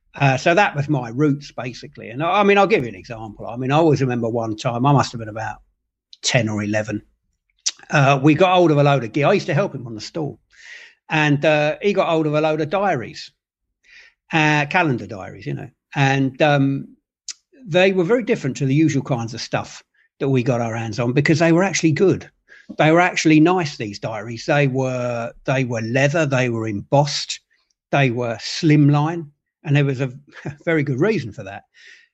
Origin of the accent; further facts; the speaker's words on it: London, United Kingdom; I grew up in London.